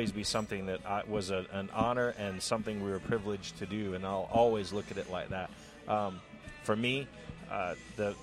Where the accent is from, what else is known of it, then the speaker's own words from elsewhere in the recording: Tampa, Florida, United States; also born or lived in Orlando; I grew up in Tampa, and so I was there